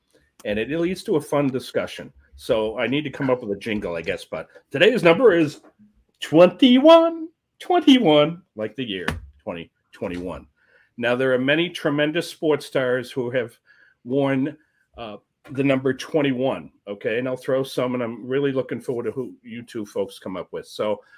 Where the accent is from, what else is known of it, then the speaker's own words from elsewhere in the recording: New England, United States; I'm from New England